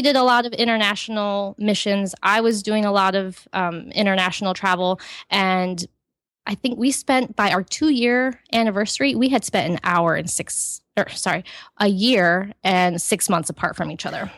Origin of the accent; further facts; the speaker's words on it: Ohio, United States; I grew up in Ohio in a Christian home on a farm